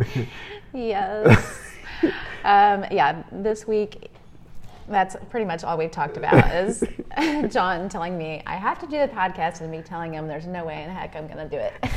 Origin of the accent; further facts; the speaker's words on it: Henry, Illinois, United States; I grew up in Illinois, um, in the cornfields of Illinois, a small town named Henry